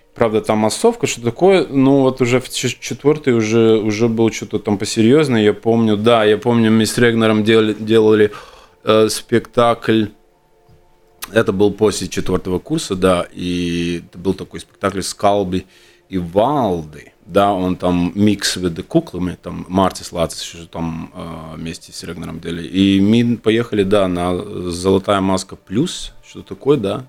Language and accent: Russian; Jurmala, Latvia; also born or lived in Riga; я родился, родился в Риге, да, где-то лет семь я вот приехал на Юрму, потому что мама хотела жить э, около моря